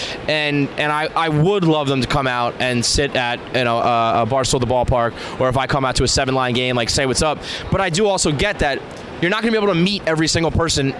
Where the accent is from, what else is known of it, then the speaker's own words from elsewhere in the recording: New York City, New York, United States; also born or lived in Westchester; I grew up in the Bronx.